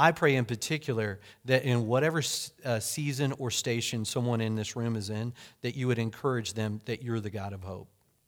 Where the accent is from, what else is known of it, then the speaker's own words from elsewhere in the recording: Hominy, Oklahoma, United States; when I was growing up in Oklahoma, the little town that I lived in grade school is Hominy.